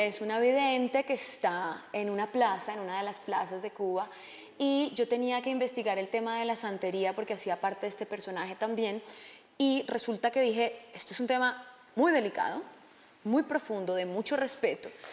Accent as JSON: {"language": "Spanish", "town": "Villavicencio", "region": "Meta", "country": "Colombia", "tie": "born or raised there", "moved": "yes", "lives_now": "Los Angeles, United States", "said": "yo crecí, yo nací en Villavicencio, yo crecí en un avión pequeño de mi papá y sobre la selva y la verdad que crecí en la selva"}